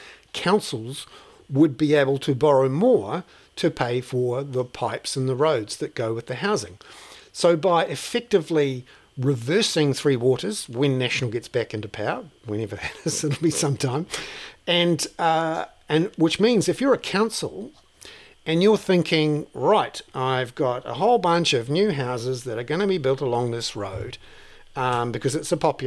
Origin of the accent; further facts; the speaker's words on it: Cambridge, Waikato, New Zealand; I grew up in Cambridge